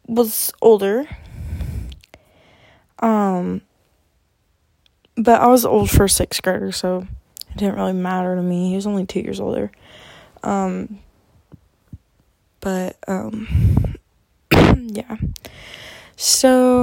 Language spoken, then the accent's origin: English; Arkansas, United States; I am from Arkansas, and my family is originally from Michigan, and my mom's side of the family is originally from Minnesota